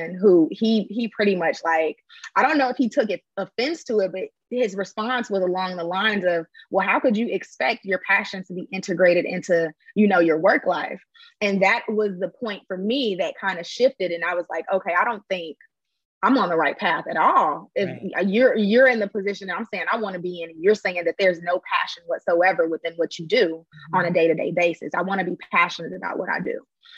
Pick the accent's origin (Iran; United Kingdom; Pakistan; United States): United States; Chicago, Illinois; moved away as an adult; also born or lived in Bloomington, Indiana; now in Atlanta, United States; I am originally from the south side of Chicago. I'm not from Atlanta.